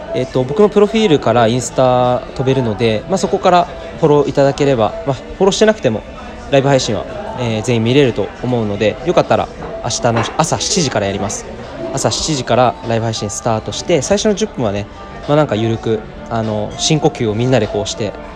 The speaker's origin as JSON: {"language": "Japanese", "region": "Saitama", "country": "Japan", "tie": "born or raised there", "said": "今ですね地元埼玉新都心に、えー、来ています"}